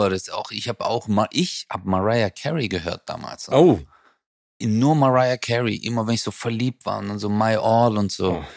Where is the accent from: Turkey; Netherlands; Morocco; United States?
Turkey; now in Germany; weil ich wusste, dass ich mit meiner Herkunft als Türke äh, verstehst du, das sagt keiner so, wow, hey Türke